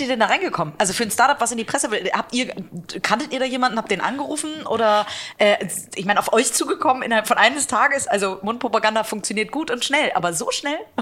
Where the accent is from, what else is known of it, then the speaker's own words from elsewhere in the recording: Hamburg, Germany; meiner Heimat, Hamburg